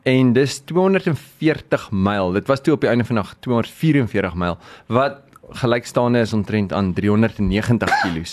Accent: Free State, South Africa; moved away; My tuisdorp is daar

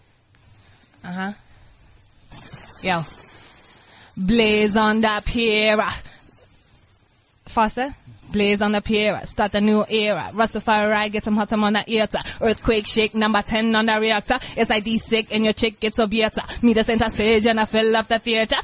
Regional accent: Kenya; now in South Africa; I grew up in Kenya, went to high school in Kenya

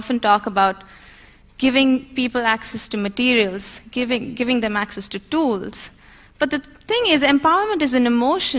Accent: India; As an Indian

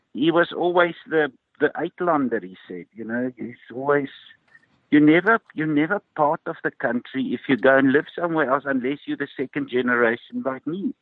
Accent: Ermelo, Mpumalanga, South Africa; I grew up in Ermelo

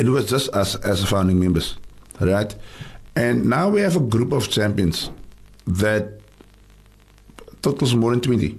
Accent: Cape Town, Western Cape, South Africa; I grew up in Tafelsig, and sport saved my life.

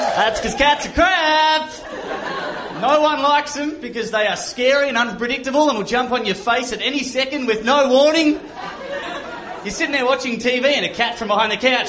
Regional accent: Australia; I'm from Australia

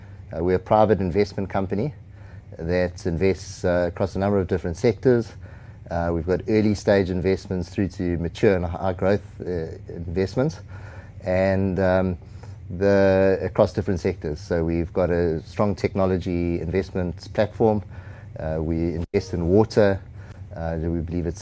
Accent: South Africa; I grew up in South Africa

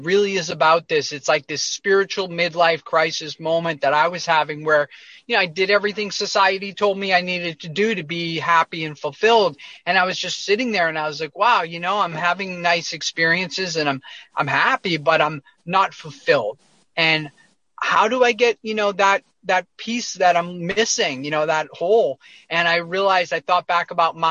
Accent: near Boston, Massachusetts, United States; moved away as an adult; I grew up near Boston, outside of Boston, Massachusetts, in a suburb

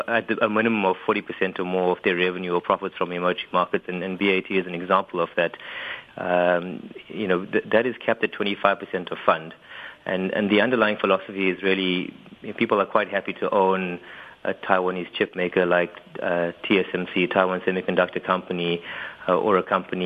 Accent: South Africa

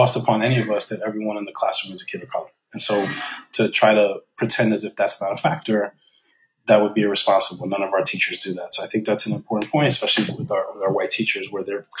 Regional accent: United States; I'm from the United States.

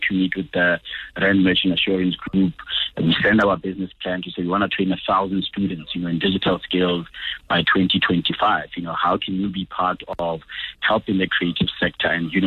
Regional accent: Botswana; now in South Africa; growing up in Botswana allowed us to get involved in a lot of big projects

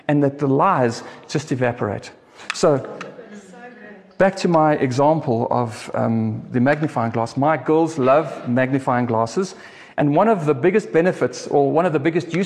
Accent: South Africa; I'm a South African. I love South Africa

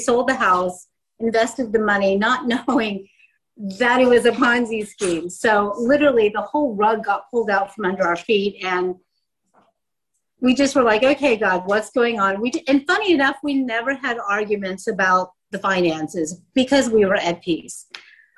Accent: United States; moved away as an adult; now in South Africa; I grew up in the States, as you can tell by my accent

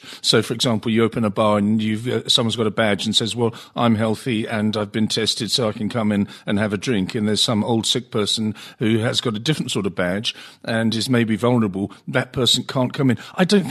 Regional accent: England, United Kingdom; when I grew up in England and I was educated at a state school

